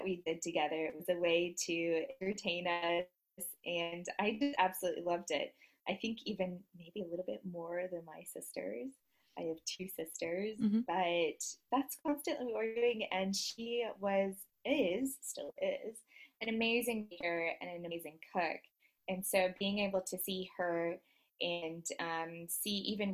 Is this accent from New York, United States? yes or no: no; Dallas, Texas, United States; now in Versailles, France; I am originally from Dallas, Texas. I actually am currently living in Versailles, France